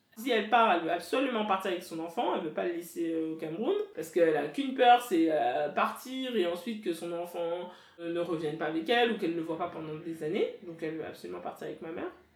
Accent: France; je suis française de nationalité, j'ai grandi en France, etc. Mais mes parents sont camerounais

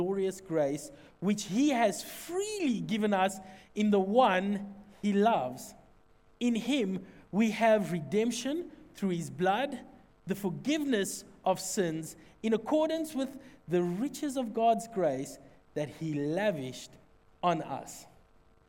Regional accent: Secunda, Mpumalanga, South Africa; I'm from Secunda

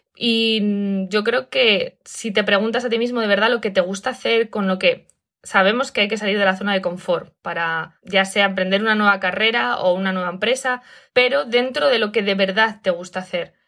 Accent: Spain; moved away; me ha pillado en España, que es de donde soy

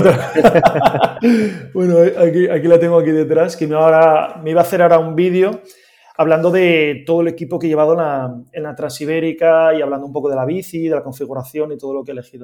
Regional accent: Gijón, Asturias, Spain; yo soy de Gijón

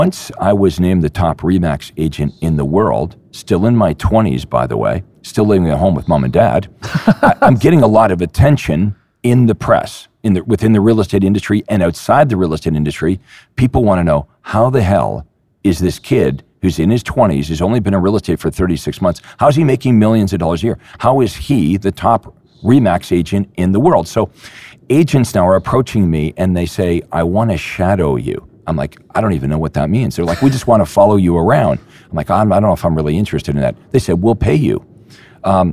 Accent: Toronto, Ontario, Canada; my hometown in Toronto

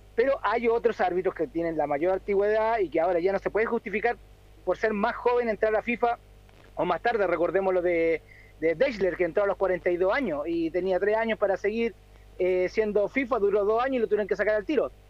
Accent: Chile; soy chileno

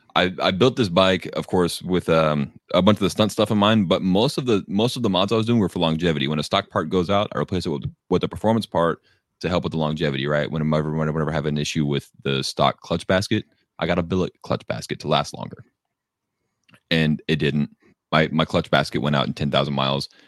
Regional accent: Texas, United States; I'm from Texas where everything is just flat and dead

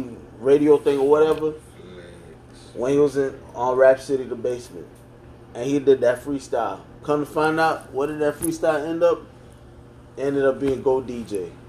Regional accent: New York, United States; Believe it or not, I'm from New York originally.

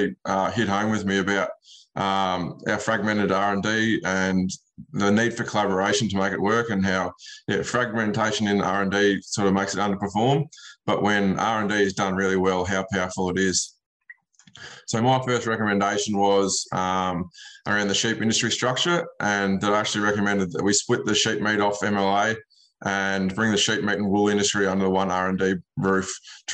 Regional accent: Western Victoria, Australia; I'm from Western Victoria. That's where Culloa is, James, out near Hamilton, the SA border

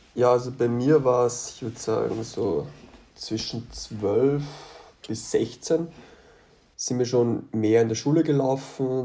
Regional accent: Austria; von dem Ort aus Österreich komme ich, wo ich herkomme

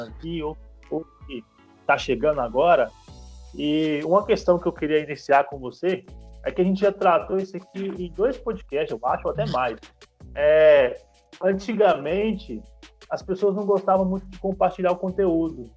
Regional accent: Minas Gerais, Brazil; moved away as an adult; eu sou mineiro. Então eu vim de Minas para cá buscando conteúdo

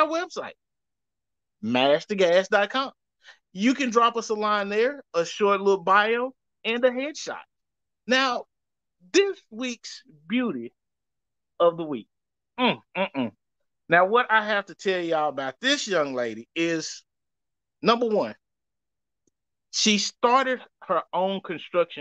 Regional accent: Louisiana, United States; I'm from Louisiana, and that's how we pronounce that.

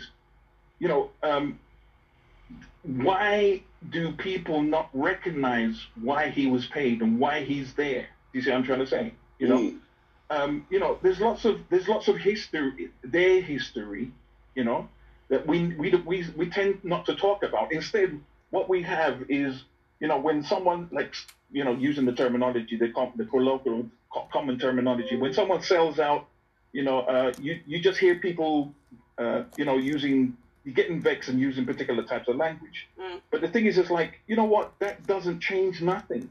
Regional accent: United States; now in United Kingdom; I grew up in America

